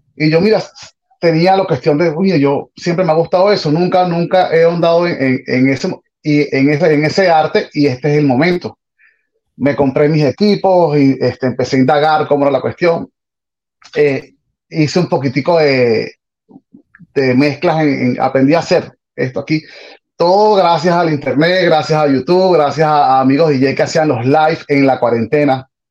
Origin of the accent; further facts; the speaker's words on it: Caracas, Capital District, Venezuela; now in Miami, United States; soy de Caracas, Venezuela, de una parroquia que se llama El Valle